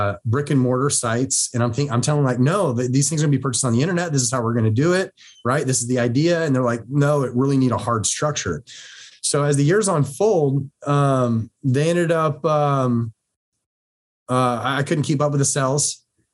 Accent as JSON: {"language": "English", "region": "Ohio", "country": "United States", "tie": "born or raised there", "also_born_or_lived": "Washington State", "moved": "as an adult", "lives_now": "Washington, United States", "said": "I grew up in Ohio"}